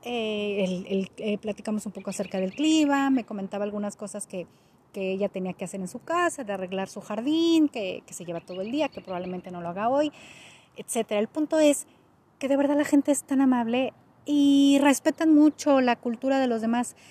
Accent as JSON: {"language": "Spanish", "country": "Mexico", "moved": "as an adult", "lives_now": "Canada", "said": "yo soy de México"}